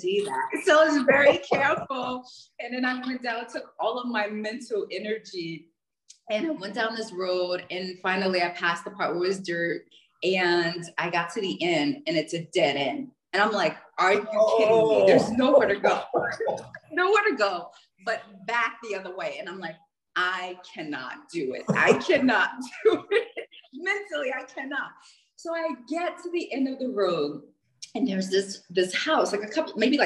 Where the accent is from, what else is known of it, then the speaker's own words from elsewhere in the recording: United States; I'm from, you know, the States